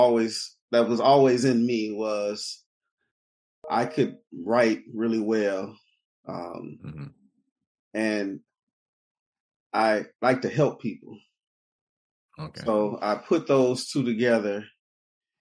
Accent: Detroit, Michigan, United States; I'm from Detroit, born and raised on the east side of Detroit

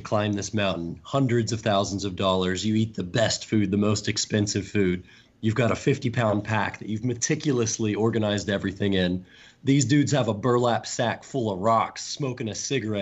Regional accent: San Luis Valley, Southern Colorado, United States; I was born in the San Luis Valley in Southern Colorado

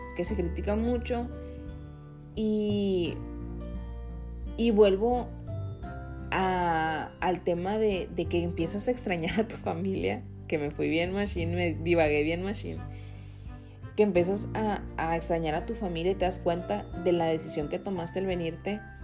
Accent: Hermosillo, Sonora, Mexico; moved away as an adult; now in United States; me acuerdo cuando estaba en Hermosillo, yo soy de Sonora

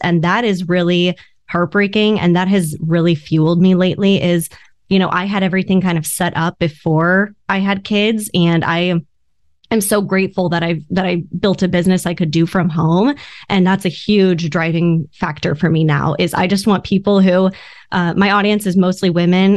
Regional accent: Orange County, California, United States; I grew up in Orange County

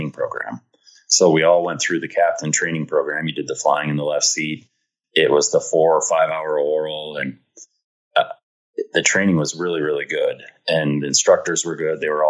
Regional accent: Michigan, United States; also born or lived in Kansas

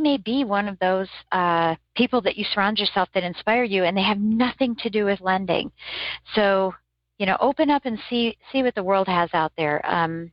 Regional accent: Michigan, United States

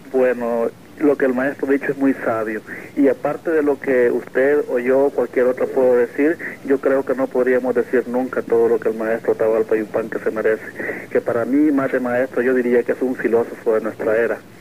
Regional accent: El Salvador; yo no soy argentino, yo soy salvadoreño

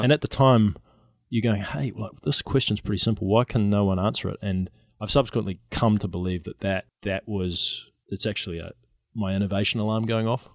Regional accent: New Zealand; now in San Francisco, United States; I'm a New Zealander

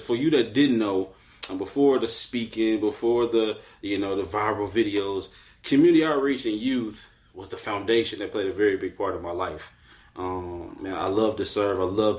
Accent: Arkansas, United States; we're from Arkansas

